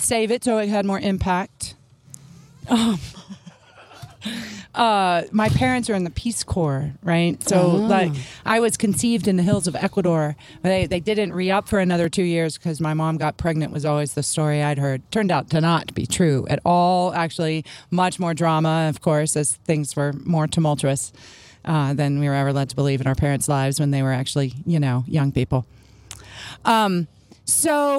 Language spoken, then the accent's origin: English; Memphis, Tennessee, United States; I grew up in Memphis